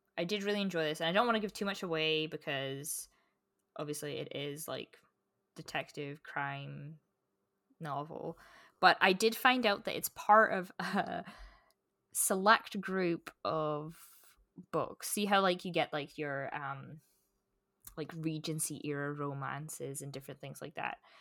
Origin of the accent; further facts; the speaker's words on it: Scotland, United Kingdom; growing up in Scotland